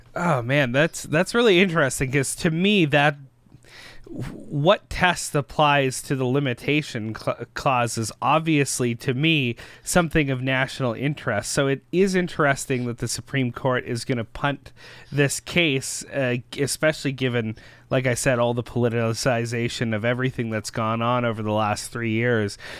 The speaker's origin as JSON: {"language": "English", "country": "Canada", "said": "we as concerned Canadian citizens"}